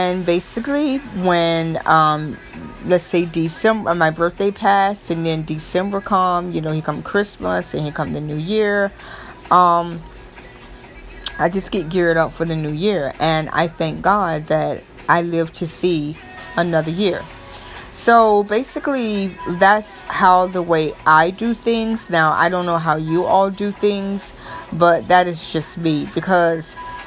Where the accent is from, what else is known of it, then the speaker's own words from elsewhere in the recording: Florida, United States; I am from Florida, as you all know, so it's nice all year long